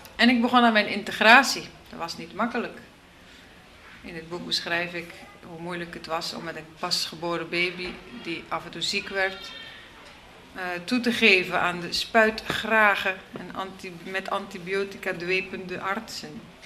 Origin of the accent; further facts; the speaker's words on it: Terneuzen, Zeeland, Netherlands; moved away as an adult; also born or lived in Brussels, Belgium / New York, United States; now in Georgia; mijn geboortestad, in Terneuzen